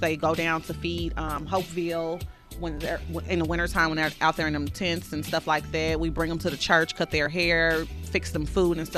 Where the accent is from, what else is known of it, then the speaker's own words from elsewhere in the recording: St. Louis, Missouri, United States; I grew up on Jordan and Thekla